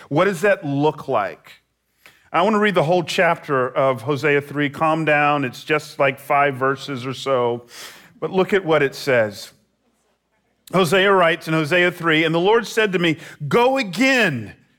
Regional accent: Atlanta, Georgia, United States; moved away as an adult; now in San Jose, United States; I, I grew up in Atlanta

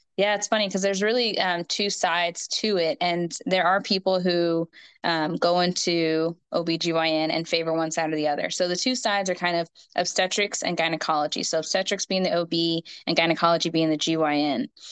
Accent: Houston, Texas, United States; also born or lived in Minnesota / Fort Worth; I'm from Houston. And so that's where I am living now, but I've grown up here.

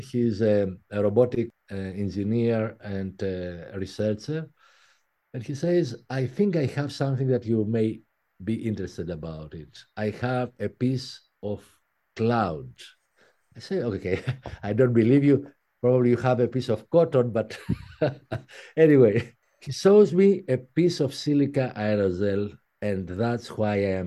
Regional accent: Athens, Attica, Greece; English is a second language; moved away as an adult; also born or lived in Paris; 1 year after, we moved in Athens, and I was raised in Athens.

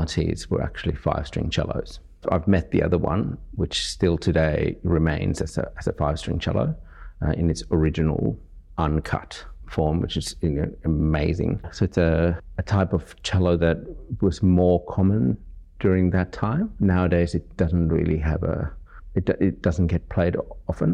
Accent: Finland; now in Sydney, Australia; I come from Finland originally, but I guess Sydney and Australia is now my home.

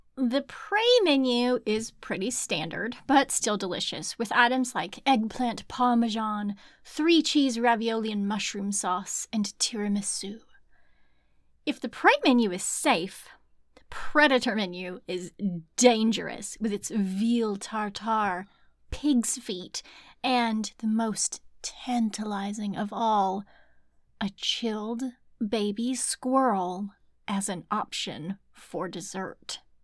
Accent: Arkansas, United States; I'm from Arkansas

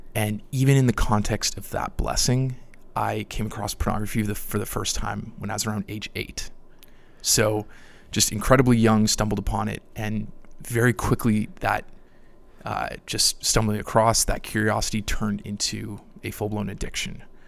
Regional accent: Niagara Falls, Ontario, Canada; moved away as an adult; now in Louisville, United States; I grew up in Niagara, Canada

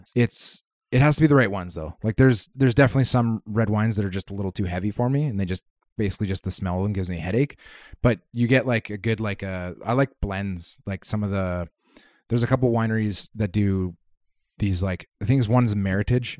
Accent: Kitimat, British Columbia, Canada; moved away; I grew up in Kitimat

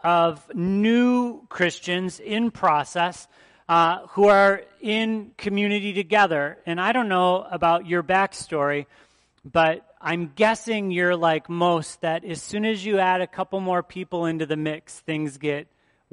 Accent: outside of Detroit, Michigan, United States; now in Wisconsin, United States; I grew up outside of Detroit

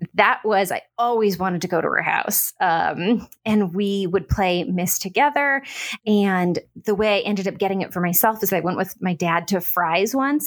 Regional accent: Orange County, California, United States; moved away as an adult; also born or lived in Portland / Bay Area; now in Los Angeles, United States; I grew up not far from here in Orange County

